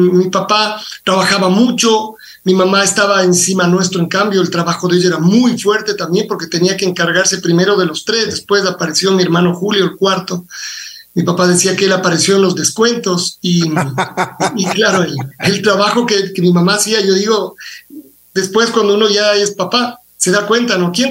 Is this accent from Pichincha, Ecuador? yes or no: yes; Quito, Pichincha, Ecuador; A yo, yo soy quiteño, es decir, mi papá y mi mamá son, son quiteños también